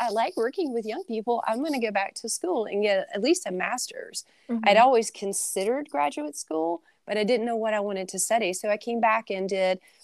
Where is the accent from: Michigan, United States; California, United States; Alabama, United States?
Alabama, United States; Jasper; moved away as an adult; also born or lived in Tuscaloosa, Alabama; now in Mississippi, United States; I'm actually from Jasper, Alabama, which is about an hour from Tuscaloosa.